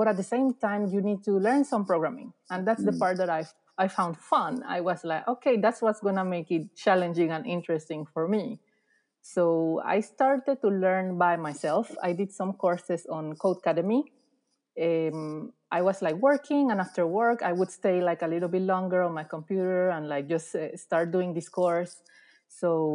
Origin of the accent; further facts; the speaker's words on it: Panama; moved away as an adult; also born or lived in Netherlands / Belgium; now in Sweden; I'm originally from Panama. And in Panama, I did studies on graphic design